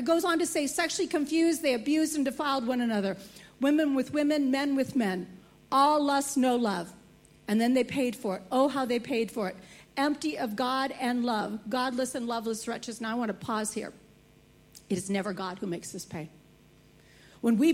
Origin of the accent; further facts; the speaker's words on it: United States; Growing up in America, I had never heard the gospel